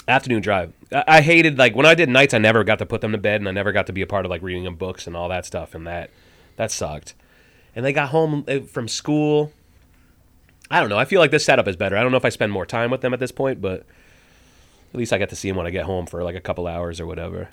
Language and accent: English; Burlington, Vermont, United States; born or raised there; also born or lived in New Jersey